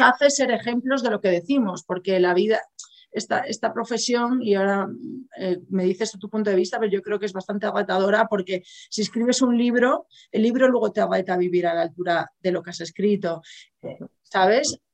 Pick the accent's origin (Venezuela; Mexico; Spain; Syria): Spain; Galicia; yo soy gallega